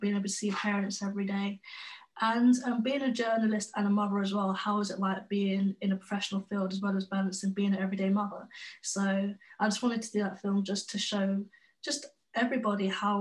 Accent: London, United Kingdom; now in Derby, United Kingdom; I am 23 years old, from London, now living in Derby

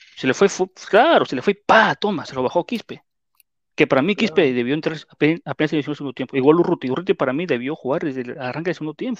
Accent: Peru; así somos los peruanos

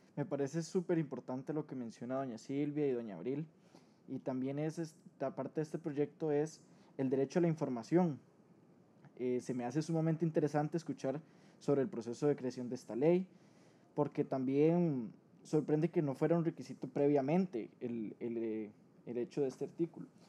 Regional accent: Costa Rica; como ciudadanos costarricenses

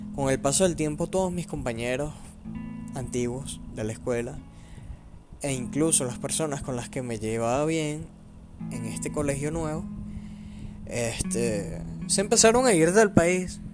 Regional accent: Venezuela; soy venezolano

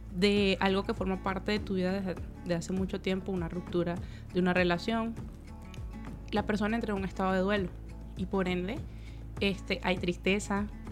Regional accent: Venezuela; moved away; en mi país Venezuela estudié psicología clínica

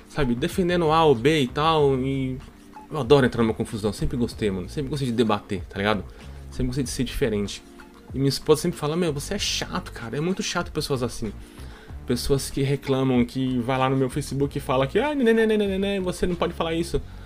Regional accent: São Paulo, Brazil; eu vou falar manos, porque eu sou paulista, paulista fala mano, mano

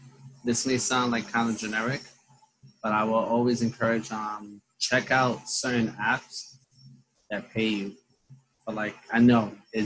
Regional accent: New York City, New York, United States; now in Long Island, United States; the one I grew up with in Brooklyn.

